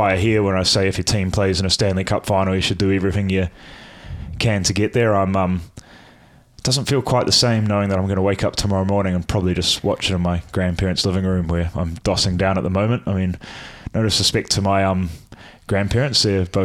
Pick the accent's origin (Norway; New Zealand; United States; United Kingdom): New Zealand; as a Kiwi